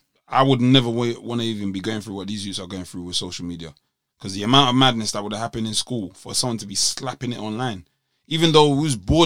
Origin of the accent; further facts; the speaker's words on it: London, United Kingdom; I'm from East London.